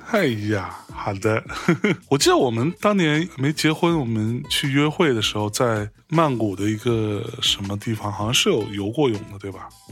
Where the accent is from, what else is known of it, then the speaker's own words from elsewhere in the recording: China; 我们中国人